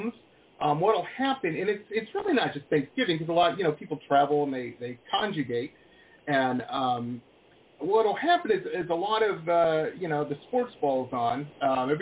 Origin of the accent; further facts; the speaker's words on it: Detroit, Michigan, United States; Detroit, Metro Detroit